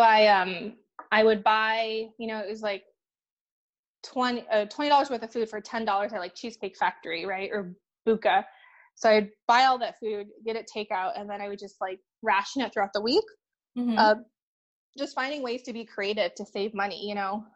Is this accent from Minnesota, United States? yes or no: yes; Minnesota, United States; also born or lived in China; I came to um, Minnesota uh, when I was three years old. So I grew up in the Midwest, Midwest Minnesota